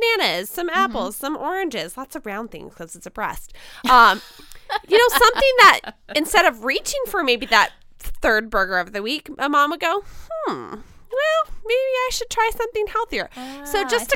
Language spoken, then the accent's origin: English; United States; as an American woman